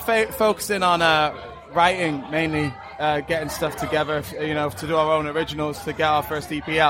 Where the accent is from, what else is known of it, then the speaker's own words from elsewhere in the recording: Worcester, West Midlands, United Kingdom; Well, I'm from Worcester, which is Midlands.